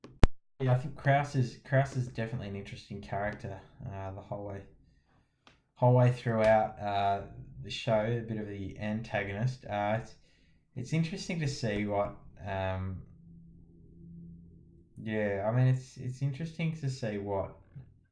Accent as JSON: {"language": "English", "country": "Australia", "said": "as an Aussie"}